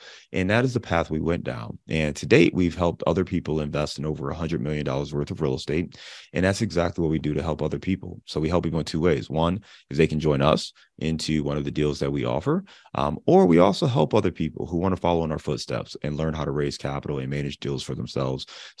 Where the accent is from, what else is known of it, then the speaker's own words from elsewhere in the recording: Cleveland, Ohio, United States; also born or lived in Dayton, Ohio / Detroit / Chicago; now in Cincinnati, United States; I live in Cincinnati, Ohio. But as you alluded to, I am born and raised in Cleveland, Ohio. So that's where I'm from. That's always home. But I've lived all over the Midwest.